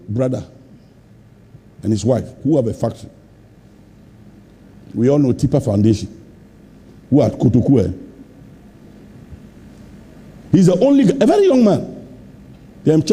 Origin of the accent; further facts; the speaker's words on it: Ghana; I'm a Ghanaian